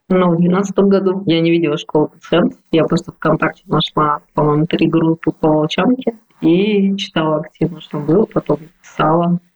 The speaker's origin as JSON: {"language": "Russian", "town": "Irkutsk", "region": "Irkutsk Oblast", "country": "Russia", "tie": "born or raised there", "moved": "yes", "said": "в моем родном городе Иркутске"}